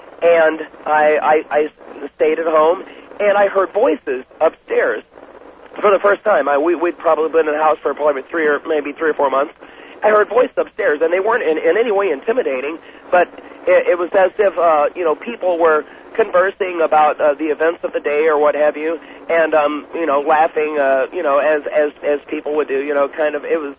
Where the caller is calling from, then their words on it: Columbia, Missouri, United States; I'm calling from Columbia, Missouri.